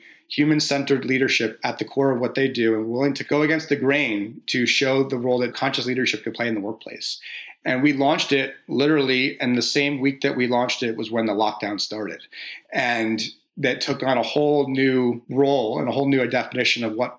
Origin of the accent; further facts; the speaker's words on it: New Jersey, United States; moved away; I'm from New Jersey originally, so the Jersey Shore.